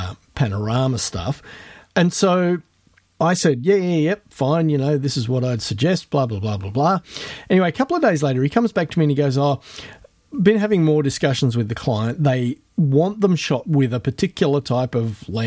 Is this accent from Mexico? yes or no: no; Bruce Rock, Western Australia, Australia; moved away; drove out to my hometown out in the Wheat Belt